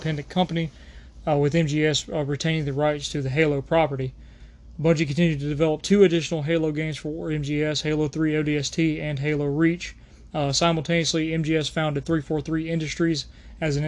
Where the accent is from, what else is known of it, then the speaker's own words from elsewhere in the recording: United States; I'm American